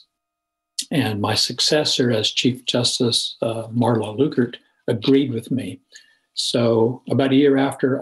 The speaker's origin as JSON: {"language": "English", "town": "Salina", "region": "Kansas", "country": "United States", "tie": "born or raised there", "said": "my hometown of Salina"}